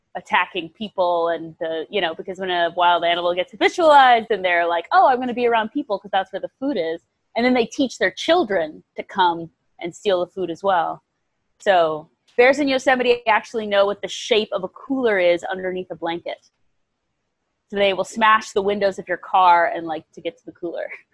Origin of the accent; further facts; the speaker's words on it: Nebraska, United States; moved away as an adult; also born or lived in Bangkok, Thailand / Italy; I grew up in Nebraska